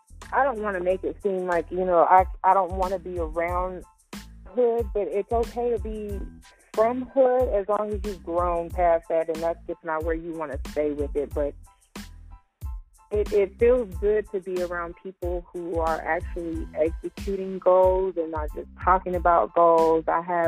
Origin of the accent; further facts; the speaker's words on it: Georgia, United States; Well, no, we were in Georgia. I fell in love with the team, Miami Heat. But that's always been my team. I haven't lived in Miami.